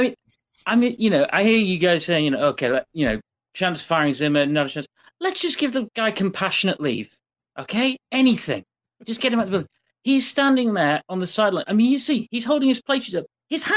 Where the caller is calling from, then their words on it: South East England, United Kingdom; I say good morning because I'm calling from Surrey in the UK, where it's 20 past 4 a.m.